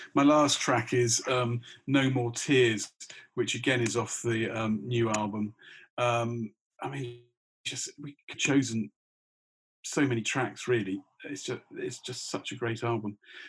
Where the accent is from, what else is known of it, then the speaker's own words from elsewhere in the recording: Australia; You know, and I suppose being Australian, I mean, Australia